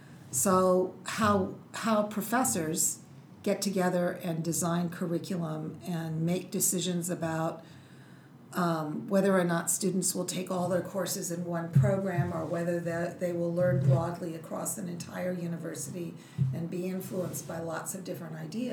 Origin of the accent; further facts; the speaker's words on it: Tokyo, Japan; born there; So I grew up all over the world. My dad was in the military.